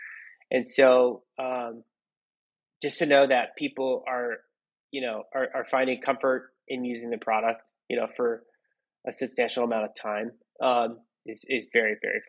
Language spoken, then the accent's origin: English; Philippines; I'm not as young as I look. I'm Filipino